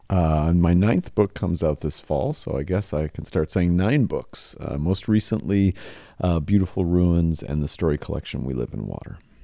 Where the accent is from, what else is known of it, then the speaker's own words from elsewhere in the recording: Spokane, Washington, United States; my hometown, Spokane, Washington